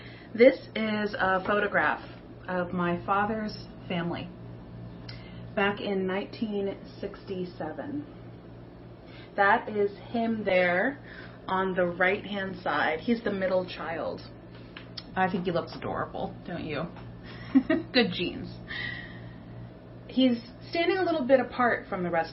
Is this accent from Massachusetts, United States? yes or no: no; King of Prussia, Pennsylvania, United States; that town, my town, growing up in King of Prussia